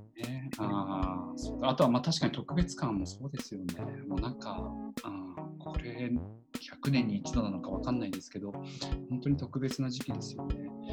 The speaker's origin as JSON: {"language": "Japanese", "town": "Higashimurayama", "region": "Tokyo", "country": "Japan", "tie": "born or raised there", "said": "僕、ひ、あの、東村山出身"}